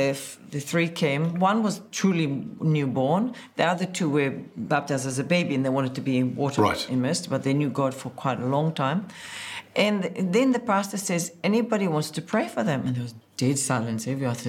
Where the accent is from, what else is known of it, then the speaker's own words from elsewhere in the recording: the Galilee, Northern District, Israel; I was born in the Galilee.